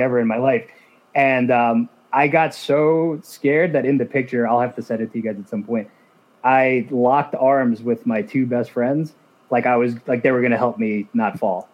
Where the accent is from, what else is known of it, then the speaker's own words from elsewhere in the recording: New Jersey, United States; I'm from New Jersey